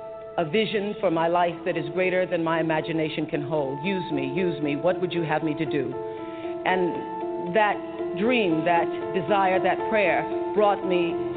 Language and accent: English; Mississippi, United States; Growing up in Mississippi, my prayer was, for as long as I can remember, God, use me.